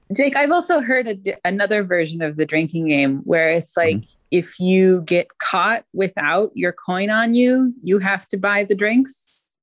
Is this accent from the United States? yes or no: yes; Oregon, United States; I'm from Oregon